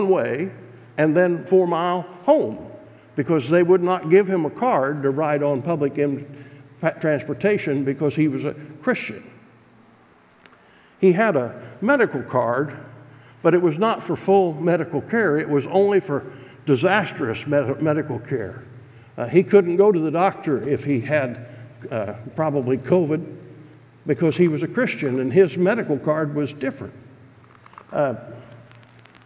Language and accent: English; United States; as an American pastor preaching in Ukrainian Baptist churches